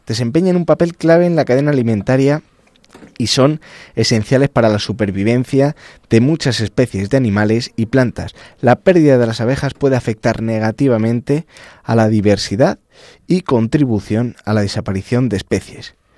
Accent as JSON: {"language": "Spanish", "town": "El Arenal", "region": "Castile and León", "country": "Spain", "tie": "born or raised there", "said": "yo soy de la provincia de Ávila"}